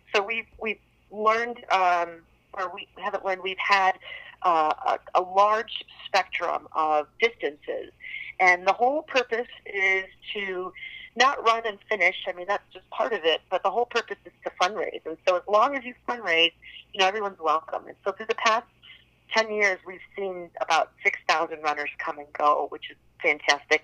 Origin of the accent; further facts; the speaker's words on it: Chicago, Illinois, United States; I grew up here in Chicago